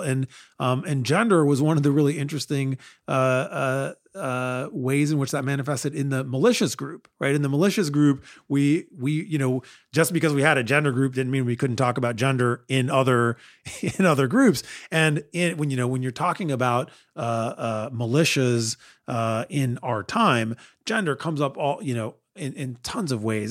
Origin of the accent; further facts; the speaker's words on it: United States; as an American